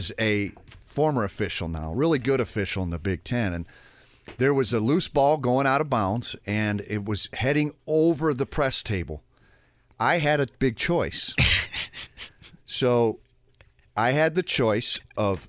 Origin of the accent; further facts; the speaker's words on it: Clarkston, Michigan, United States; moved away; a player from my hometown, actually was coached by my dad all the way up Clarkston, Michigan